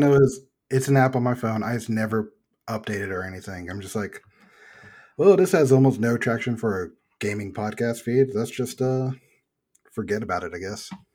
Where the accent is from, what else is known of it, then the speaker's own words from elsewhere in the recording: Texas, United States; I'm from Texas.